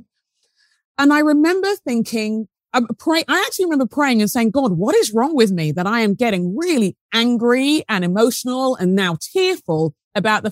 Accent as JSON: {"language": "English", "region": "London", "country": "United Kingdom", "tie": "born or raised there", "also_born_or_lived": "Sheffield", "moved": "as an adult", "said": "I grew up in London, in England, and I grew up in a neighborhood"}